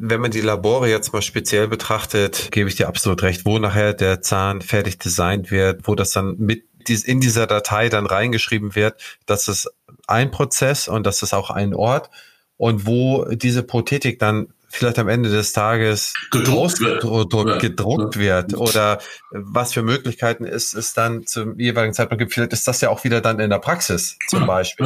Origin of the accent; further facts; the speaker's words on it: Schleswig-Holstein, Germany; ich bin hier als Holsteiner